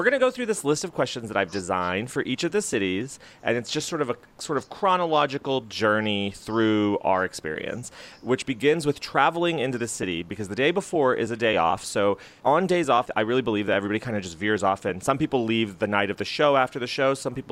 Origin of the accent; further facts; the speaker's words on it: United States; I'm nervous as an American